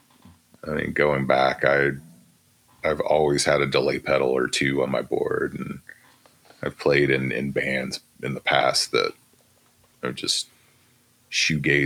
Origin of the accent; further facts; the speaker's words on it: Shreveport, Louisiana, United States; moved away; also born or lived in Austin, Texas; I grew up in Shreveport, Louisiana